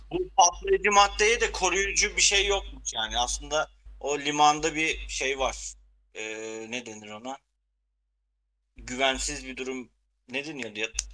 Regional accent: Ardahan, Turkey; bir Ardahanlı olarak e, bizim köyden de ara ara böyle haberler gelir zaten.

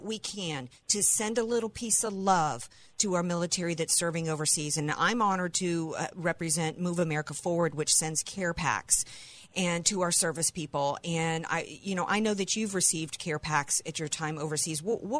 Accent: New Orleans, Louisiana, United States; I'm from New Orleans

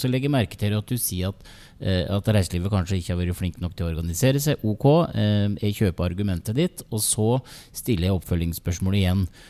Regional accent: Geilo, Buskerud, Norway; jeg kommer jo fra, fra Geilo

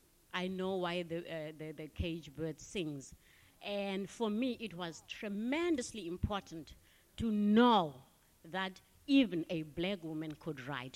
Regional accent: South Africa; moved away; I come from South Africa

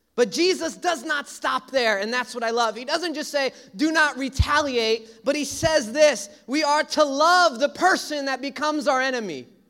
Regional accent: New York City, New York, United States; I grew up in Brooklyn

